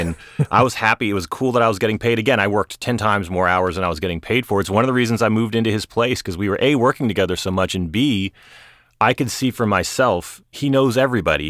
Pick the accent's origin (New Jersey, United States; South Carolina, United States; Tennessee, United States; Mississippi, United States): South Carolina, United States; Charleston; now in Los Angeles, United States; I grew up in Charleston, South Carolina. I'm about as far away from there as I could get right now in L